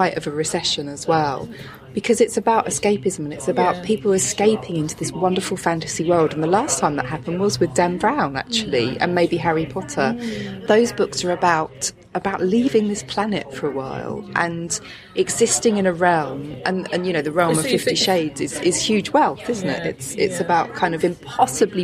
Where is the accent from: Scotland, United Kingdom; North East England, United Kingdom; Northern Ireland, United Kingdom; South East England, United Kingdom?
South East England, United Kingdom; Chatham; I'm from Chatham